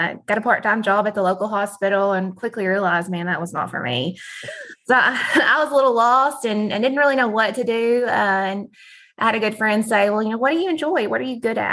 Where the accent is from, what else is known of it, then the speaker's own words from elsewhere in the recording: Clay County, Arkansas, United States; I grew up in Clay County. I grew up in a farm family